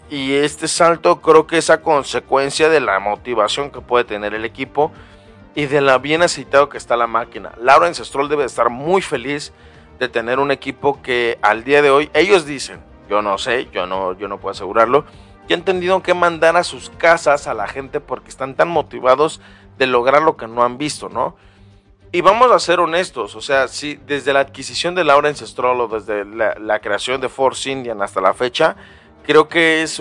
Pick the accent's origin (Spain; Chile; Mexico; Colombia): Mexico; lo cierto es que somos mexicanos